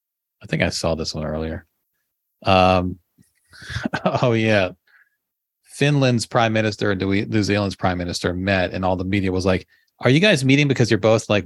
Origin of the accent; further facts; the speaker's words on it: Nigeria; I've also heard a variation of this story growing up in Nigeria about India not playing at the World Cup.